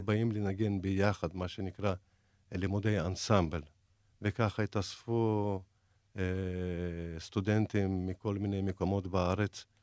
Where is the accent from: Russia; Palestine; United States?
Russia; Dagestan; now in Israel; זה 200 קילומטר מעיר שנולדתי. אני מדגיסטן